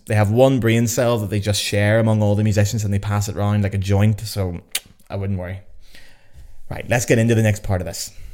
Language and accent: English; Lisburn, Northern Ireland, United Kingdom; also born or lived in Belfast; my hometown of Lisburn.